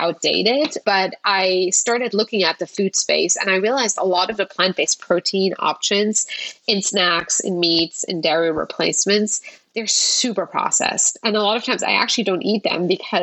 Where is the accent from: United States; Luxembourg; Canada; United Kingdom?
Luxembourg; moved away; I grew up in Europe